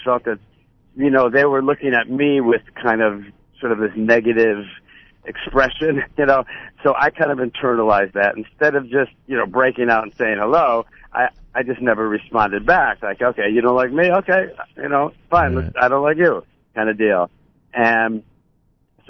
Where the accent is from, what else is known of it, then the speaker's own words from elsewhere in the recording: Buffalo, New York, United States; moved away; growing up in Buffalo